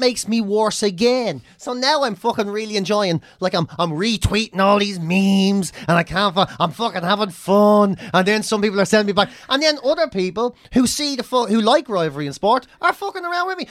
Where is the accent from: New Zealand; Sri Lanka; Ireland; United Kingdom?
Ireland; ourselves as Irish people